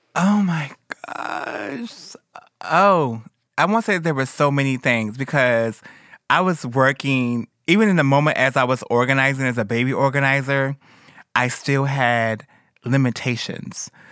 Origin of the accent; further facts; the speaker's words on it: Detroit, Michigan, United States; moved away; Where I'm from Detroit, where girls is killed all the time